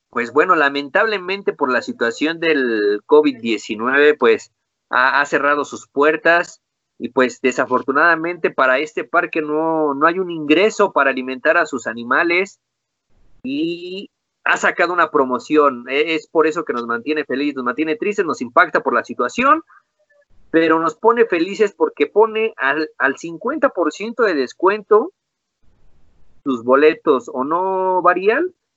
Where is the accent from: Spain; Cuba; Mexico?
Mexico; soy mexicano